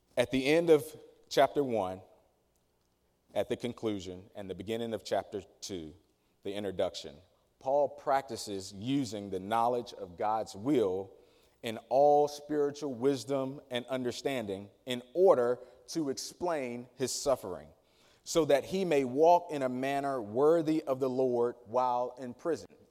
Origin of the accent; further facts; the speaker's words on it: Danville, Virginia, United States; community that I grew up in in Danville, Virginia, city proper, but specifically a place called Dry Fork, Virginia